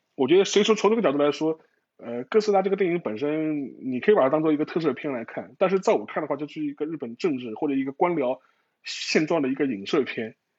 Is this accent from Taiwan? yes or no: no; China; 我们中国人